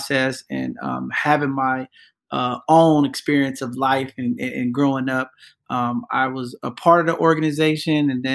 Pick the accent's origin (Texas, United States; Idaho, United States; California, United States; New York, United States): California, United States; San Francisco; I grew up in San Francisco